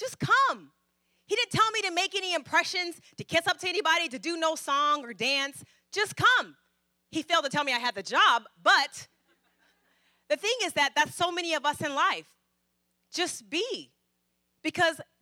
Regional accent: Fairfield, California, United States; also born or lived in Vallejo; I'm from Fairfield, but, you know, I went to school in Vallejo

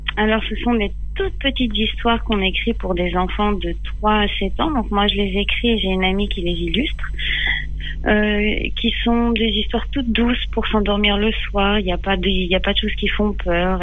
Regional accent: Les Mureaux, Île-de-France, France; moved away as an adult; j'ai grandi en Ile-de-France

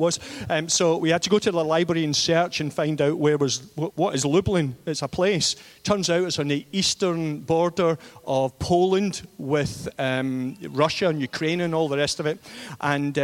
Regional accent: East Kilbride, Scotland, United Kingdom; moved away as an adult; also born or lived in London / England; in East Kilbride, which is my hometown

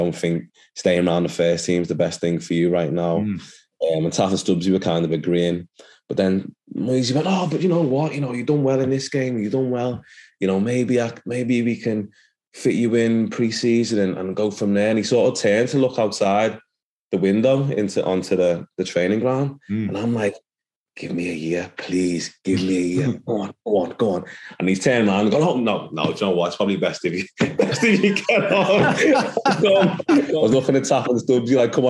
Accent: Nigeria; And I was lucky because for my background, being Nigerian, there was a lot of Nigerian influence at Everton at the time.

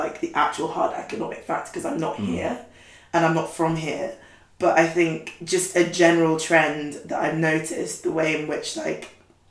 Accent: London, United Kingdom; I'm a Londoner too

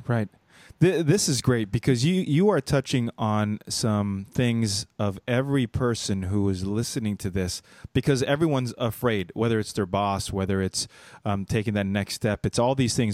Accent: Los Angeles, California, United States; moved away as an adult; now in North Carolina, United States; I'm in North Carolina, but, and I'm from Los Angeles

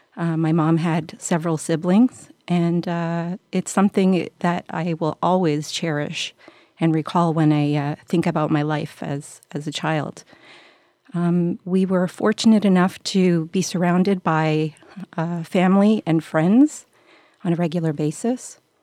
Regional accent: Montreal, Quebec, Canada; I was, uh, born and raised in Montreal

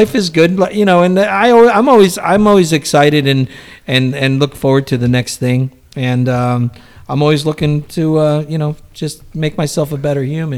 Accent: Newark, New Jersey, United States; also born or lived in Portugal; I came over, I was 13 months old, and, you know, I was raised in Newark, New Jersey

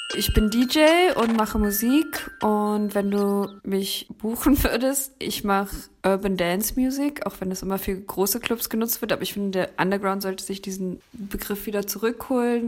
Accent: Berlin, Germany; now in Leipzig, Germany; Bin eigentlich aus Berlin

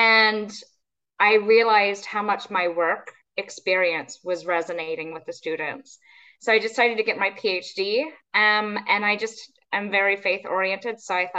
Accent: Texas, United States; now in United Kingdom; all kind of around Texas. And so I claim Texas is home, but nobody ever believes that when they hear my accent.

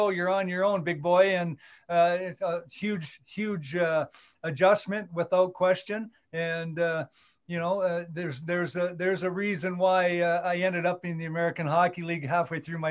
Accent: Leduc, Alberta, Canada; moved away; I grew up in Leduc, Alberta, just outside of Edmonton

